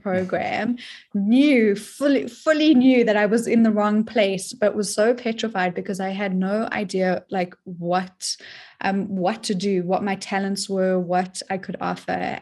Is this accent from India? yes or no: no; South Africa; now in United States; I'm originally from South Africa, um, but I'm stateside now